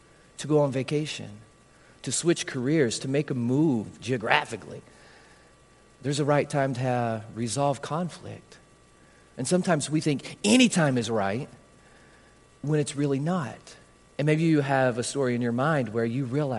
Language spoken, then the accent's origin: English; Harlan, United States; anybody from my hometown here? Anybody from Harlan